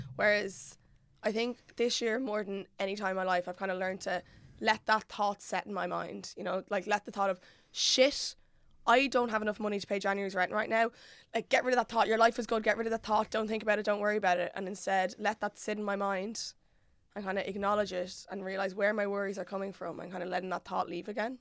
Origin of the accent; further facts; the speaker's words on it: Mullingar, Westmeath, Ireland; moved away; I'm originally from Mullingar